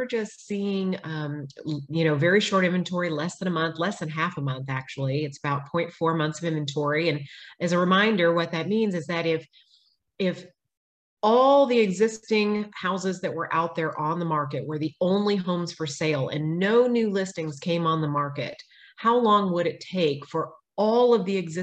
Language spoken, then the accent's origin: English; Austin, Texas, United States; now in Georgetown, United States; I grew up in Austin. I've been here over 40 years. And we moved to Georgetown about 6 years ago.